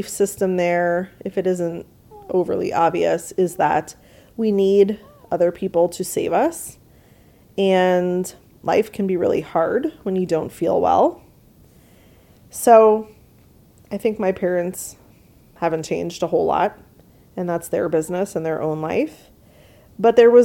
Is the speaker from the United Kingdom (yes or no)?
no; New York, United States; I grew up in New York, which is a humid place, obviously, with the water right there